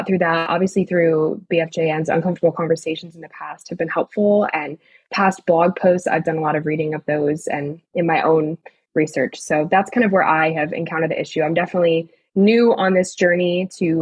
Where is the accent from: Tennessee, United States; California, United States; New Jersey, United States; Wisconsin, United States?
New Jersey, United States; I grew up in New Jersey, just about 25 minutes outside of New York City